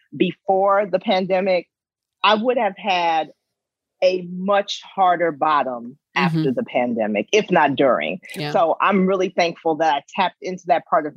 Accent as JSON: {"language": "English", "town": "Chicago", "region": "Illinois", "country": "United States", "tie": "born or raised there", "moved": "as an adult", "lives_now": "Iowa, United States", "said": "I've been a resident of Iowa for over 20 years, but I am born and bred from the South Side of Chicago. That is my home."}